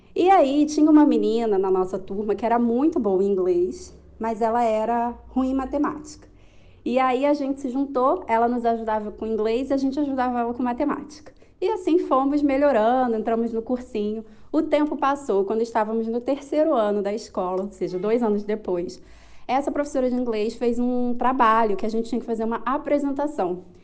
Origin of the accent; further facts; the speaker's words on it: Rio de Janeiro, Brazil; now in Cape Verde; sou do Rio de Janeiro, morando em Cabo Verde, na África